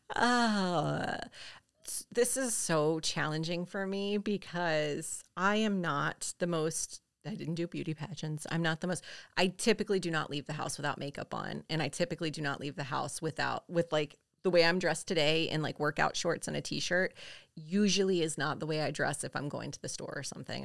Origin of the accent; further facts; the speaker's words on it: the South, United States; we're from the South